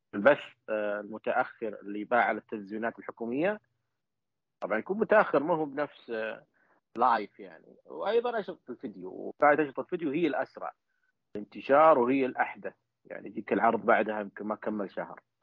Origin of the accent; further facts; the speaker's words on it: Saudi Arabia; عندنا في السعوديه